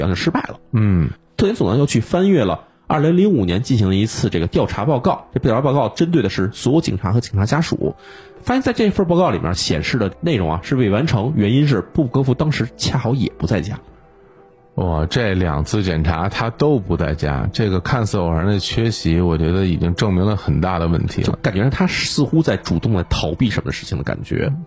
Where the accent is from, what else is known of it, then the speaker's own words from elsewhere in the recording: China; 我们中国人